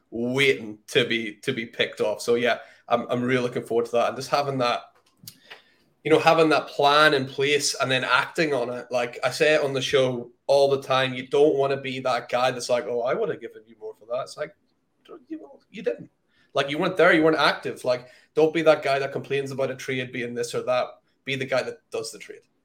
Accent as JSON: {"language": "English", "country": "United Kingdom"}